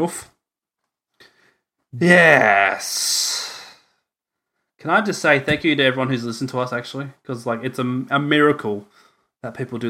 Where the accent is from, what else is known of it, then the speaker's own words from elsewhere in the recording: Australia; I'm Australian